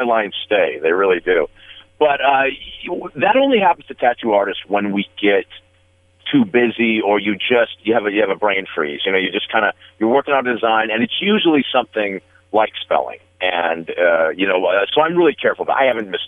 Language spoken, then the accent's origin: English; Las Vegas, Nevada, United States; growing up in Vegas when I did